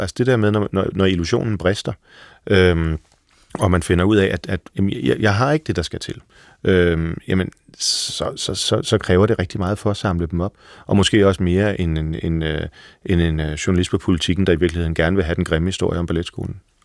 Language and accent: Danish; Frederikssund, Capital Region of Denmark, Denmark; Jeg er vokset op i Frederikssund